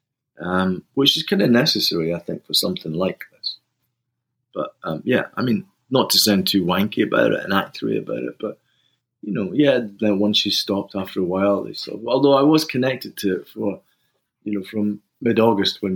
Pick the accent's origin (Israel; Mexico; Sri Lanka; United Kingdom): United Kingdom; Fife, Scotland; moved away; also born or lived in Glasgow; I was brought up in Fife, but I spent a heck of a lot of time in Glasgow because my parents were from Glasgow